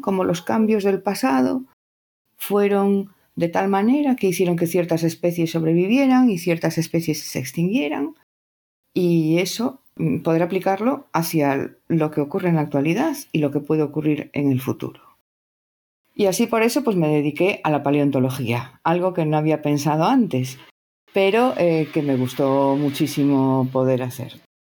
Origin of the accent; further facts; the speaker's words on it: Spain; soy de España